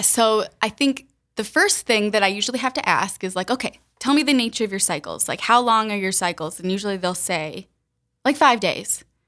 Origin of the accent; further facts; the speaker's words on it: Sioux Falls, South Dakota, United States; moved away as an adult; also born or lived in the South (US); raised in Sioux Falls, so I'm from here originally